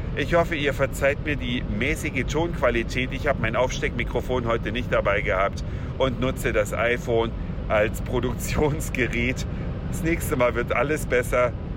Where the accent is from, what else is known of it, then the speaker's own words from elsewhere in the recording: western Saxony, Germany; moved away; meines gestrigen Abiturklassentreffens in meiner alten Heimat mitten in Westsachsen